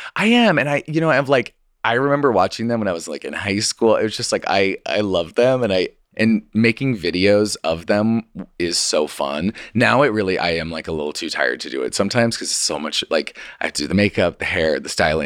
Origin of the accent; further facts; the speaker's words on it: Idaho, United States; moved away; I'm from Idaho, and so I was in Idaho with my parents